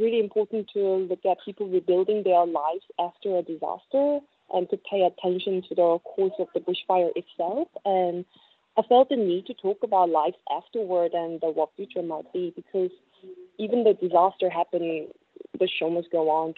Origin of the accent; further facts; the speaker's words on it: South Korea; moved away as an adult; also born or lived in China / Sydney; I'm from South Korea